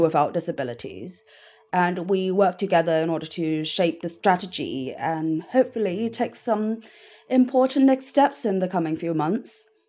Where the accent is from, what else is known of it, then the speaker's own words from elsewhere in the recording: Hong Kong; now in London, United Kingdom; growing up in Hong Kong